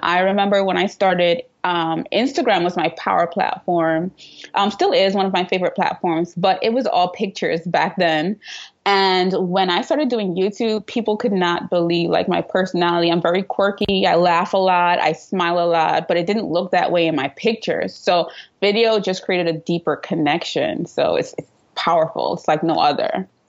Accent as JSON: {"language": "English", "country": "Trinidad & Tobago", "moved": "as an adult", "lives_now": "New York City, United States", "said": "I live in New York City, but I'm originally from Trinidad and Tobago. So you might hear a little accent in and out of there."}